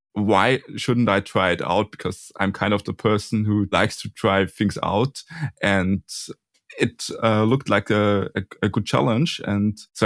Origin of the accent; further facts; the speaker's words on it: Austria; also born or lived in Burgenland, Austria / Vienna, Austria; I'm from Austria, and I also go there to school in the capital city at the University of Applied Sciences Technikum Vienna, and I'm currently living in Burgenland